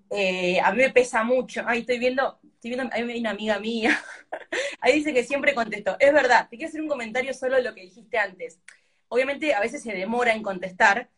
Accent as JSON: {"language": "Spanish", "country": "Argentina", "said": "nuestra cultura de Argentina"}